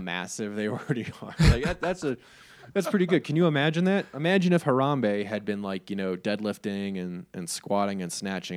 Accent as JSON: {"language": "English", "town": "New York City", "region": "New York", "country": "United States", "said": "I am a New York State, New York City resident, so if you can't pick it up from my accent or my love of pizza"}